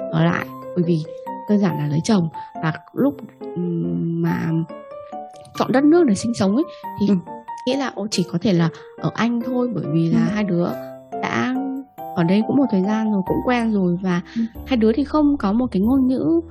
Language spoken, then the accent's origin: Vietnamese; Vietnam; moved away as an adult; now in United Kingdom; mình sinh ở ra ở Việt Nam mình là người Việt Nam 25 năm rồi ờ, thế rồi là mình sang Anh